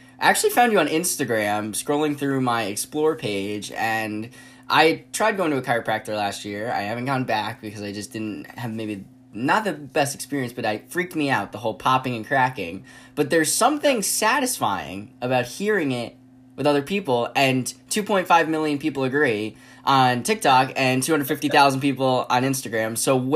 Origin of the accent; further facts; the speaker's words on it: United States; I'm from the United States